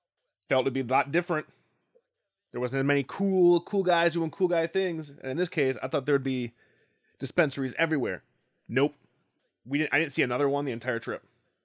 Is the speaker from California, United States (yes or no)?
no; Wisconsin, United States; Asked the guy behind the counter, hey man, I'm from Wisconsin.